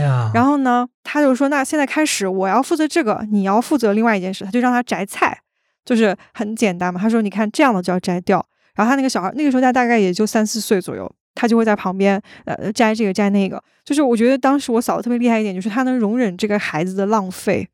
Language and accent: Chinese; Daqing, Heilongjiang, China; 因为我是家在大庆的，就是我们那个地方，还保留了大部分的地方都是比较原始和野生的状态，就是从小都是生活在所谓的那个草丛和树林里的那种感觉